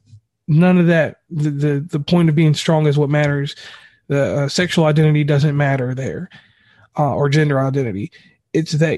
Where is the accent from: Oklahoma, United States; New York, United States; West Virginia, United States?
West Virginia, United States; I'm from West Virginia